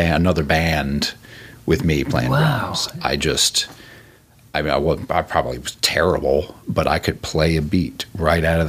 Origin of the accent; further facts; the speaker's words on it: New York, United States; moved away as an adult; also born or lived in Bay Area / Raleigh, North Carolina / Colorado; I grew up in New York